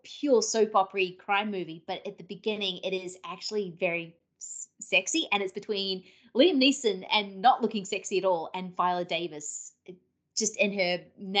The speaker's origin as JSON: {"language": "English", "country": "New Zealand", "tie": "born or raised there"}